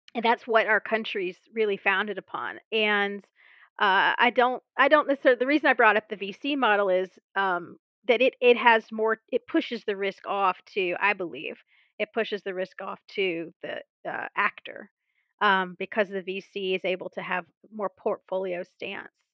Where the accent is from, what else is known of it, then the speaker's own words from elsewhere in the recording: Mobile, Alabama, United States; moved away; go back to my hometown, Mobile, Alabama